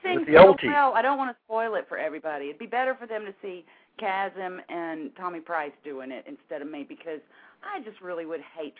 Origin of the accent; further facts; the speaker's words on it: Texas, United States; Because I'm from Texas